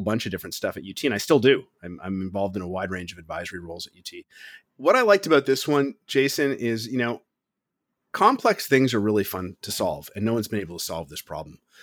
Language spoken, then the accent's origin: English; Toronto, Ontario, Canada; moved away; originally, I'm from Toronto